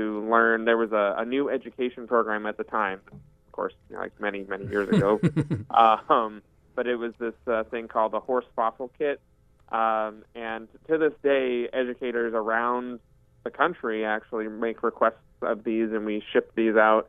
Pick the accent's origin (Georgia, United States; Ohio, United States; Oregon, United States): Oregon, United States; Southern; I grew up in Southern Oregon